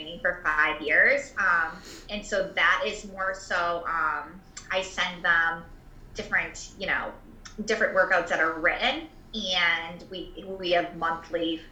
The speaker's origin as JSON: {"language": "English", "town": "Boston", "region": "Massachusetts", "country": "United States", "tie": "born or raised there", "also_born_or_lived": "Rhode Island / Wisconsin", "moved": "as an adult", "lives_now": "Rochester, United States", "said": "we are both from the Boston area"}